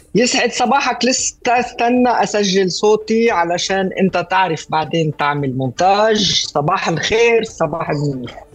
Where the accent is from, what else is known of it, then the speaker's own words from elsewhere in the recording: Beirut, Beirut Governorate, Lebanon; فنشأت ببيروت ولبنانية